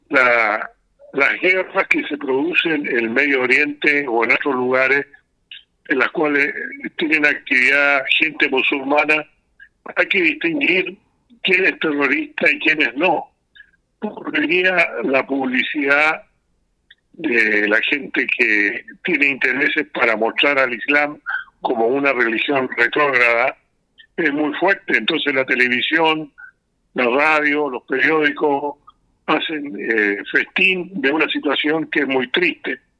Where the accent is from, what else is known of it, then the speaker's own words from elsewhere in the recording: Chile; tengo que decir que yo soy chileno, eh, nacido en familia musulmana, y la comunidad musulmana en Chile ya tiene acá más de 120 años